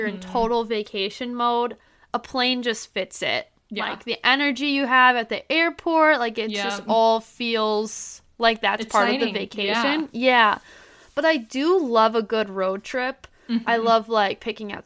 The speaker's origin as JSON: {"language": "English", "region": "Midwest", "country": "United States", "said": "as a Midwesterner"}